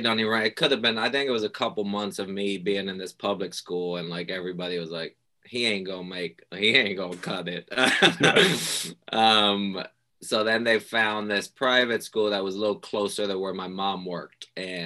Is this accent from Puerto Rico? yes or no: yes; Puerto Rico; moved away; also born or lived in New York; I grew up in Puerto Rico.